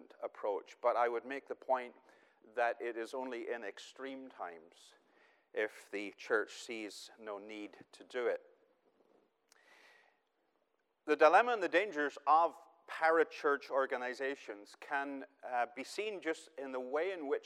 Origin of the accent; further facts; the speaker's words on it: Northern Ireland, United Kingdom; moved away as an adult; I'm originally from Northern Ireland. I've lived here 11 years. We are now proud citizens, but my accent will probably give away a little bit of that background.